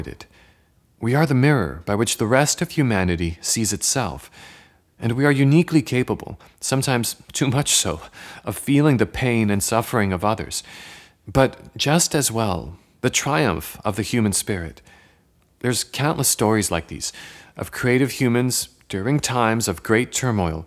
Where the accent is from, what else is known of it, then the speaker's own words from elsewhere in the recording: Poland; moved away; I was born in Poland